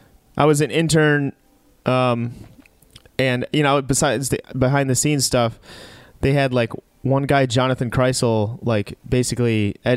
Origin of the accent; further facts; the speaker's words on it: Chicago, Illinois, United States; moved away; I was from Chicago